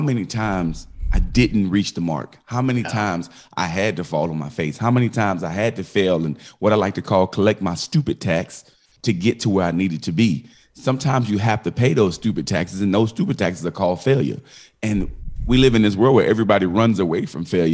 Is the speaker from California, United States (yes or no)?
no; Miami, Florida, United States; I'm born and raised in Miami, Florida